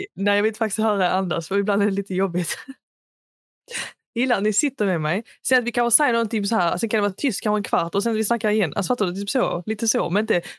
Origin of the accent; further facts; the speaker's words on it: Sweden; jag är svensk, jag är född i Sverige.